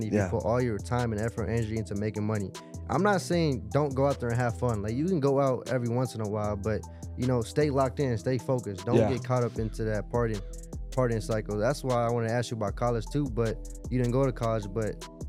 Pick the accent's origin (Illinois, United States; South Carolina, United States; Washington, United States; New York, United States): Illinois, United States; Chicago; I was born and raised in Chicago, but my parents are originally from India, so I'm first generation.